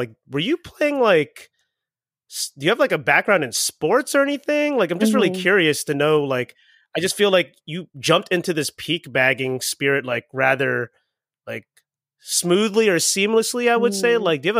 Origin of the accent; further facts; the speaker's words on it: Philippines; But I'm Filipino.